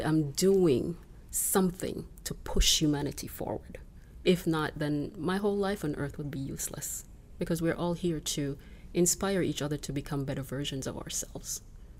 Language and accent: English; Jamaica; now in Canada; I was born and raised in Jamaica, and now I'm living in Canada